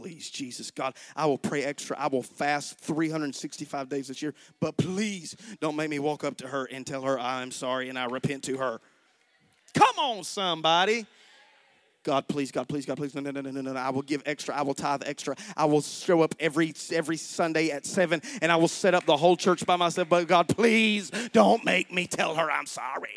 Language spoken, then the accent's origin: English; United States; American Christians